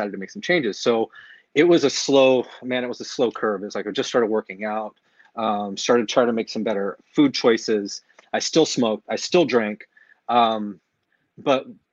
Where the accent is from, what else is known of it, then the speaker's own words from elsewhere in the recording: California, United States; moved away as an adult; now in Lake Havasu City, United States; born and raised in California area